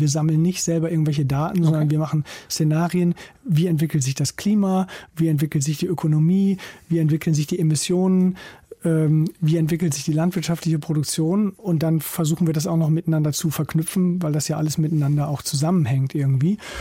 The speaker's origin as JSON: {"language": "German", "area": "East Frisia", "region": "Lower Saxony", "country": "Germany", "tie": "born or raised there", "also_born_or_lived": "Kiel", "moved": "as an adult", "said": "wenn man in Ostfriesland aufwächst, da wo ich herkomme"}